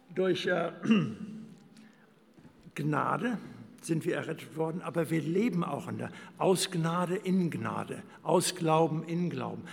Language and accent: German; Germany; moved away as an adult; Wir kommen aus Deutschland